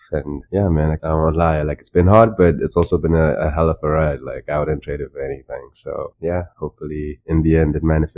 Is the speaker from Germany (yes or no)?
no; Masvingo, Zimbabwe; moved away as an adult; I'm from Zimbabwe, born and raised.